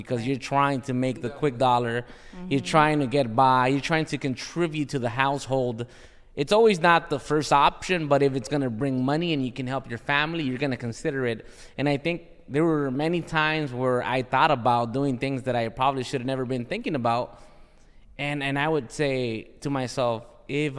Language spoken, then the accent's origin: English; Los Angeles, California, United States; I'm from South Central